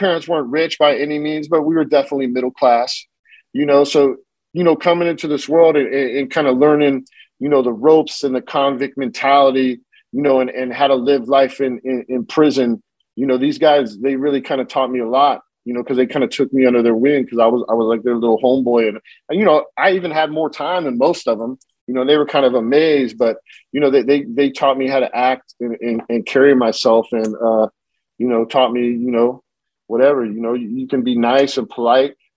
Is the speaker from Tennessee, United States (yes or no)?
no; California, United States; also born or lived in Lemoore, California / San Diego, California / San Jose, California; I was born in Lemoore, California, which is a central coast between LA and San Diego. You know, I grew up in San Diego and I grew up in San Jose, you know, and I spent a lot of time in Northern California